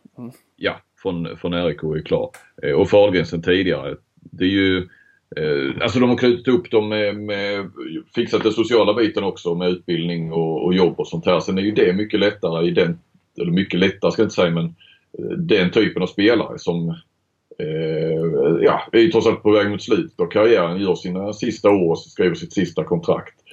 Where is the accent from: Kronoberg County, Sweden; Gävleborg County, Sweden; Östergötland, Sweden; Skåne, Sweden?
Skåne, Sweden; moved away as an adult; also born or lived in Stockholm; Jag är ju skåning